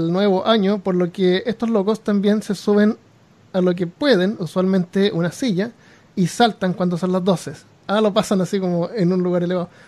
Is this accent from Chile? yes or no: yes; Chile; Les cuento que soy chileno y, con, y como la mayoría de mis compatriotas he vivido la mayor parte de mi vida en Chile.